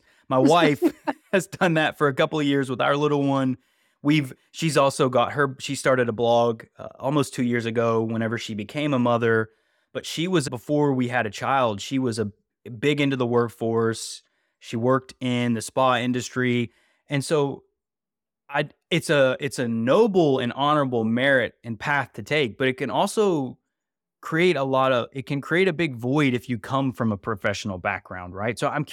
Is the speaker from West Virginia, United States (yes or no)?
yes; West Virginia, United States; also born or lived in California; now in North Carolina, United States; We moved to North Carolina from California. I'm originally from West Virginia, so I resonate with that message, that vibe.